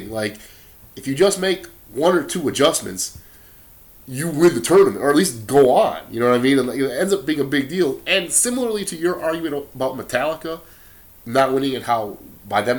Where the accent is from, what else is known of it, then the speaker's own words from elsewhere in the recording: Wisconsin, United States; But we're here from Wisconsin. You like the Green Bay Packers as much as I like the Green Bay Packers.